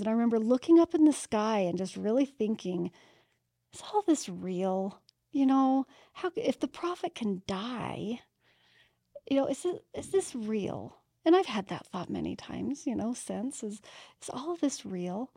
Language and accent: English; Utah, United States; I was born and raised in Utah